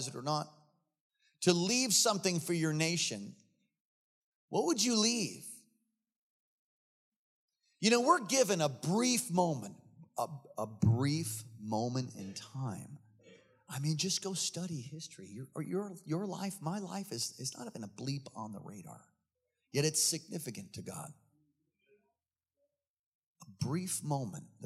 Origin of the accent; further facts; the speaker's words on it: East Coast, United States; I'm from the East Coast